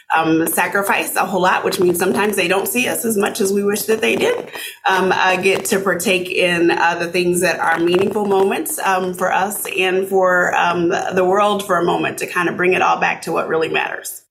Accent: Arkansas City, Kansas, United States; moved away as an adult; also born or lived in Omaha, Nebraska; now in Minnesota, United States; I grew up in a small town uh, south of Wichita, Kansas, called Arkansas City, Kansas

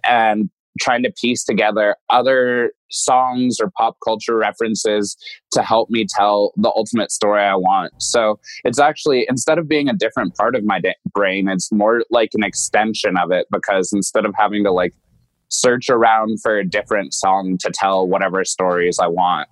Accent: Denver, Colorado, United States; my hometown

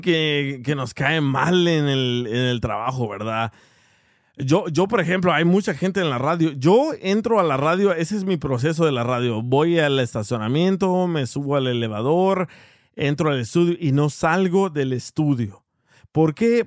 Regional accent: El Salvador; yo soy salvadoreño.

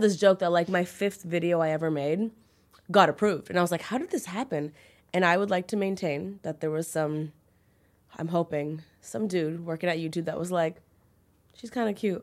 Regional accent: Toronto, Ontario, Canada; I grew up in Toronto

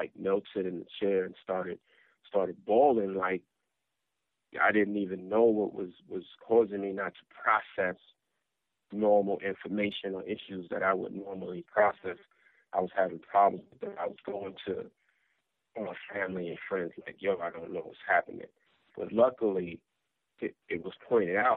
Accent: New York City, New York, United States; growing up in South Jamaica, Queens

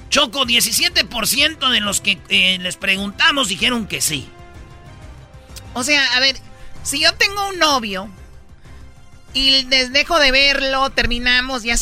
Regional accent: Michoacán, Mexico; como soy pues de Michoacán, nosotros no creas que nomás damos aguacates también

